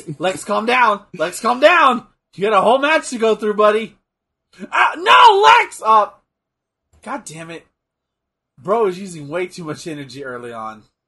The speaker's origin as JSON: {"language": "English", "region": "Texas", "country": "United States", "said": "I'm from Texas"}